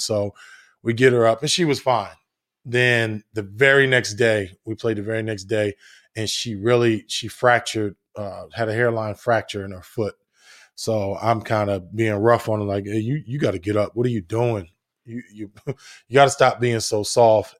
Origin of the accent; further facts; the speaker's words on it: New Jersey, United States; I'm from New Jersey, played on concrete and all that good stuff